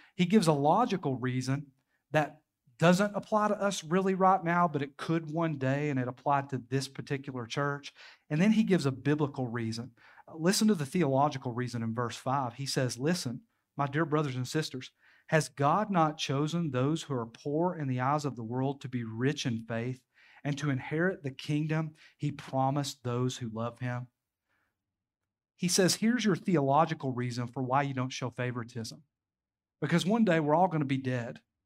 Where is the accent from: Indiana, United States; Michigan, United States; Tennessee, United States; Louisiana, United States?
Tennessee, United States; Knoxville; now in Crossville, United States; I grew up in the inner city of Knoxville